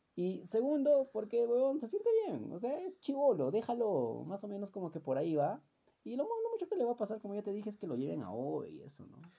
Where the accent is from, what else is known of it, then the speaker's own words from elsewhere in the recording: Puno, Peru; yo soy de la Gran Unidad Escolar San Carlos